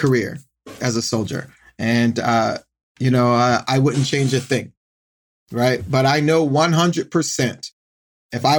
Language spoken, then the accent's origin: English; Norfolk, Virginia, United States; I grew up in Norfolk, Virginia